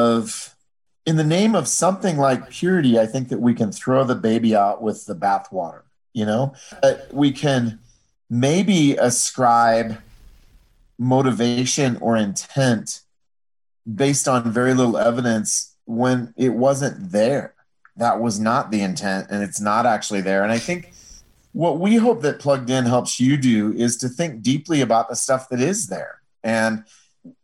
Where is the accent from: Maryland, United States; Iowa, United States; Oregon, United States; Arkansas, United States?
Iowa, United States; that's sort of where I grew up in Iowa in the 1970s and 80s.